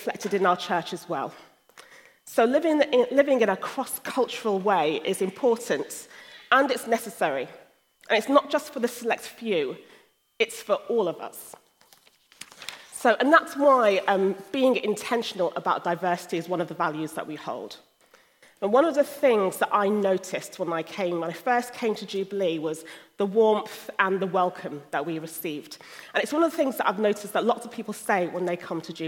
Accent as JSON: {"language": "English", "region": "London", "country": "United Kingdom", "tie": "born or raised there", "also_born_or_lived": "Sierra Leone (ancestry) / Nigeria (ancestry)", "moved": "as an adult", "lives_now": "Hull, United Kingdom", "said": "I was born in the UK and spent most of my life in London"}